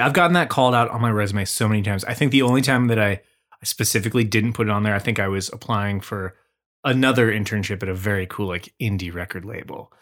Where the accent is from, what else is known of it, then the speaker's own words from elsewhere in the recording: Washington, United States; our roots growing up in Washington State